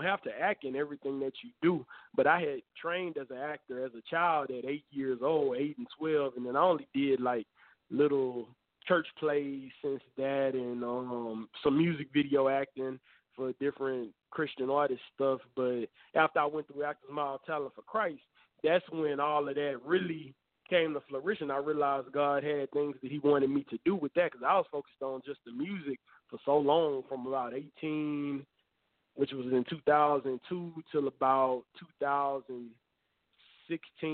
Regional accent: Houston, Texas, United States; moved away; I was born and raised in Houston.

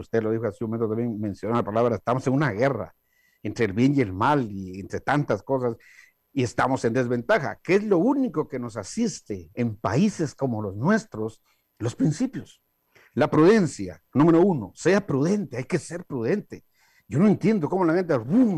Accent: Guatemala; moved away; mi país de origen, Guatemala

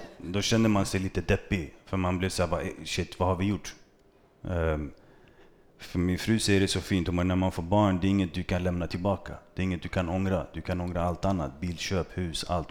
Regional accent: Stockholm, Stockholm County, Sweden; also born or lived in Vårby gård; växte jag upp i Bredäng

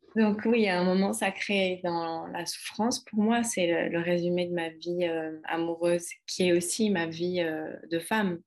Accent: France; moved away as an adult; also born or lived in London; now in Ibiza, Spain; la France qui est mon pays natal

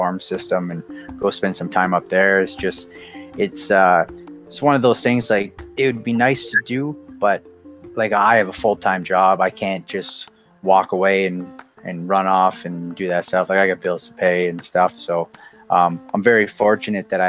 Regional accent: New Brunswick, Canada; now in Prince Edward Island, Canada; I'm originally from New Brunswick, but I live in Prince Edward Island right now.

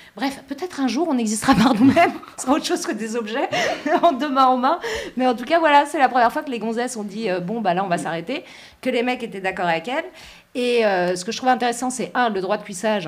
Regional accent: France; je suis française

